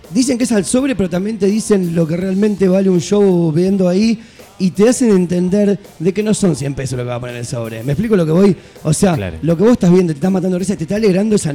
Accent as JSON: {"language": "Spanish", "region": "Buenos Aires", "country": "Argentina", "said": "porque soy porteño."}